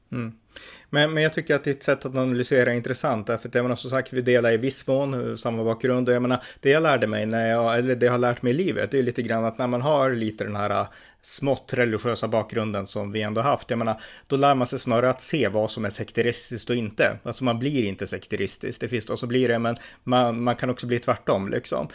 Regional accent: Örnsköldsvik, Västernorrland County, Sweden; här i min stad i Övik där jag växte upp

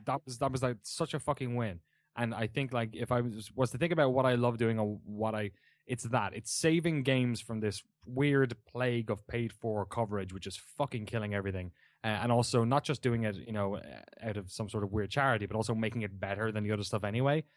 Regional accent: Waterford, Munster, Ireland; moved away as an adult; also born or lived in London, United Kingdom / San Francisco, United States; now in Oakland, United States; I grew up in a town of forty thousand people, Waterford in the southeast

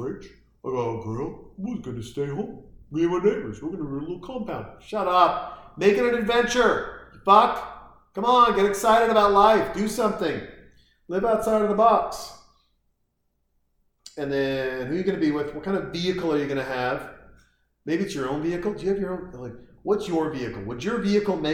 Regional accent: Montana, United States; Growing up in Montana, I used to hunt

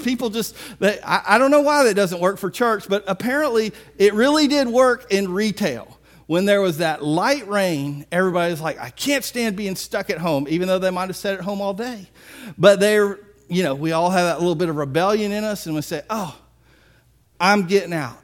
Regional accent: Biloxi, Mississippi, United States; I'm from Biloxi

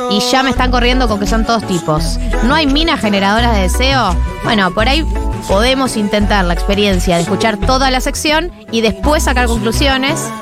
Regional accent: Argentina; hay que decir que los pacatos somos los argentinos en particular.

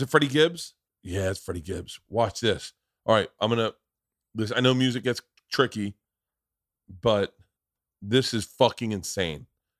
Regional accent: Florida, United States; I can say that because I grew up in Florida.

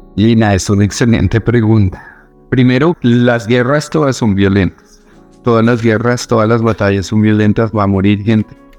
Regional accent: Bogotá, Colombia; moved away as an adult; also born or lived in Middle East / Palestine; ser rubio con cara de europeo y haber nacido en Bogotá

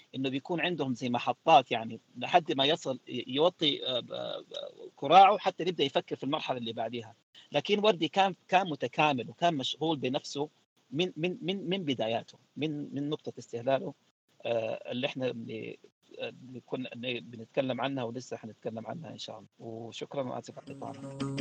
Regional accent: Sudan; احنا كسودانيين

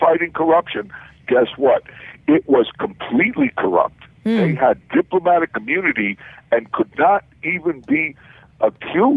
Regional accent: United States; as an American

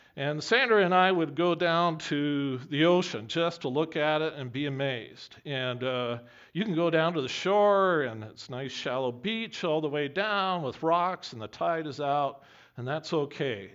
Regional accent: Camrose, Alberta, Canada; when I was growing up in Camrose

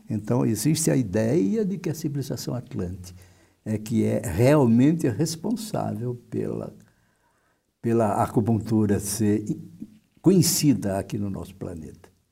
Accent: Fortaleza, Ceará, Brazil; moved away as an adult; also born or lived in Porto Alegre / São Paulo; eu terminei meu curso de, de medicina em Fortaleza, no Ceará, de onde eu venho.

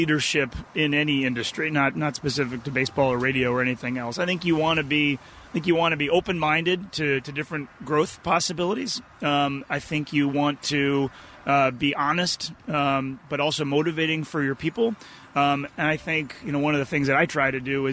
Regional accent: Boston, Massachusetts, United States; moved away; When I was a kid, I grew up in the Boston area

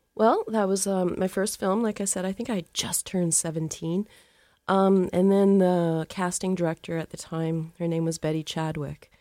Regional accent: Calgary, Alberta, Canada; I grew up in Calgary. I was born in Calgary, Alberta

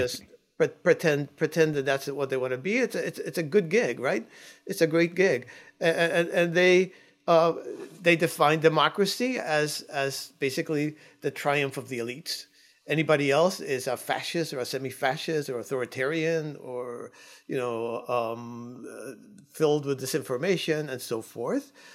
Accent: Cuba; now in United States; I'm an immigrant. I came from Cuba.

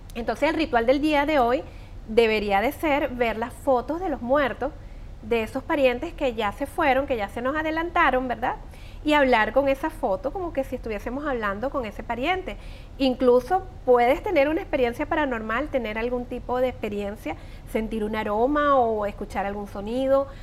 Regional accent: Venezuela; moved away; como buenos venezolanos tenemos muchas tradiciones

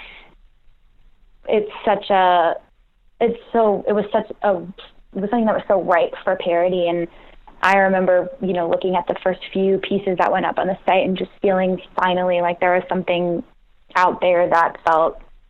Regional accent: United States; being an American woman

